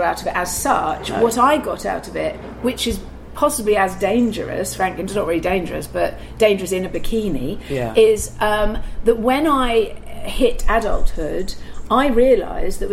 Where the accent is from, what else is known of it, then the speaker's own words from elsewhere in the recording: Surrey, South East England, United Kingdom; accent: no accent; moved away as an adult; also born or lived in Wimbledon, London; now in London, United Kingdom; minutes outside of London in Surrey, which means that I have no identity whatsoever. You're not London. You have no accent.